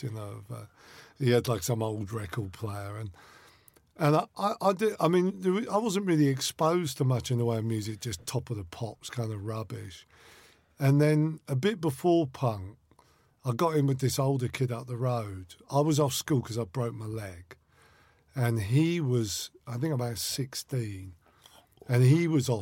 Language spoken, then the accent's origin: English; Winchester, South East England, United Kingdom; I grew up in Winchester, which is like a small town, about 60 miles from London, 10 miles from Southampton